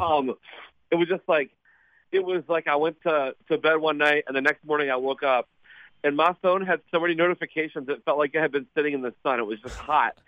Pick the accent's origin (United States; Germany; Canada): United States; Montgomery, West Virginia; I'm from West Virginia. Um, a small town on the Kanawha River, uh, called Montgomery, West Virginia, maybe thirty minutes from Charleston